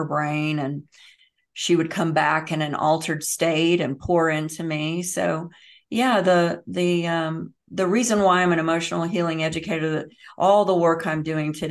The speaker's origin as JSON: {"language": "English", "area": "Bible Belt", "region": "the South", "country": "United States", "tie": "born or raised there", "said": "I was raised in the South in the Bible Belt"}